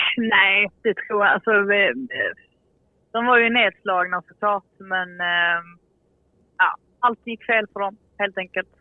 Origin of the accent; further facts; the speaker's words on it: Sweden; som svensk